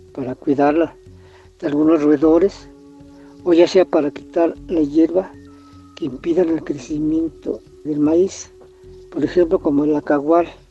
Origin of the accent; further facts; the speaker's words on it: Mexico City, Mexico; Aquí en mi pueblo originario